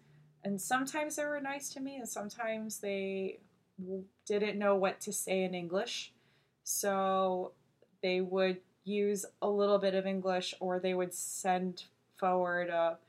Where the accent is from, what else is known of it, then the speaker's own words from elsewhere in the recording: New York, United States; first language Korean; English is a second language; moved away; also born or lived in Elmhurst / Long Island / California; There was also some slang because I'd grown up in New York. There's a lot of slang in New York.